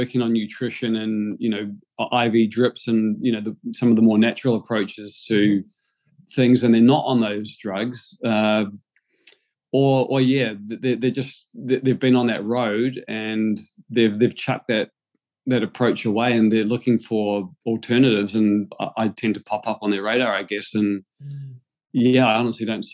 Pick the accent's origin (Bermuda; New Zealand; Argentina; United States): New Zealand; now in Sydney, Australia; I was born and raised in New Zealand, so I've been in Sydney since end of 2005.